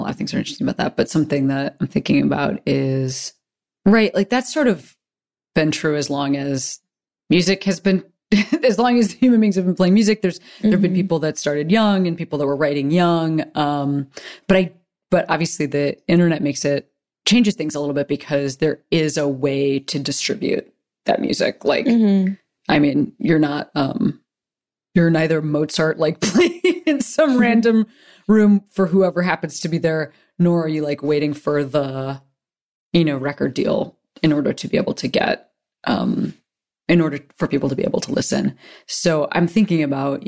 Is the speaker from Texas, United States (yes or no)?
no; Western Springs, Illinois, United States; I'm from Western Springs, which is, like, near Hinsdale